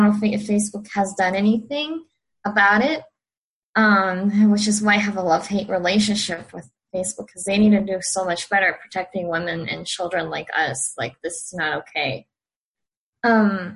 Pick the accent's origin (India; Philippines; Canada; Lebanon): Lebanon; born or raised there; now in California, United States